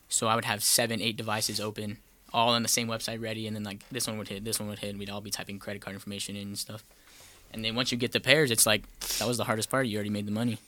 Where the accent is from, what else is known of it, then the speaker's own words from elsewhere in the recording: El Paso, Texas, United States; moved away; from El Paso, Texas